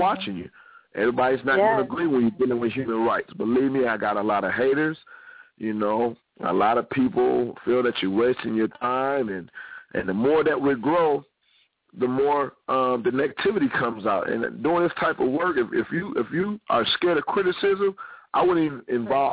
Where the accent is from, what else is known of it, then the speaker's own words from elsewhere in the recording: Ohio, United States; I'm originally from Ohio.